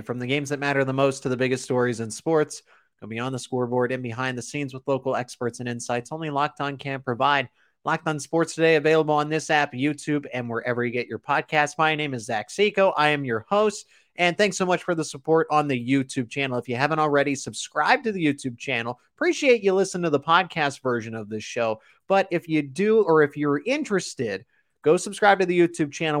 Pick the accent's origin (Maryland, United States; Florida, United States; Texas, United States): Maryland, United States; I grew up in Maryland